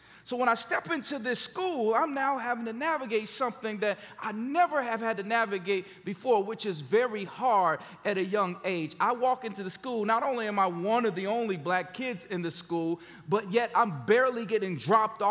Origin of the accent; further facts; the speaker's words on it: Gary, Indiana, United States; moved away as an adult; also born or lived in Memphis, Tennessee; When I grew up in Gary, Indiana, it was the murder capital of the world.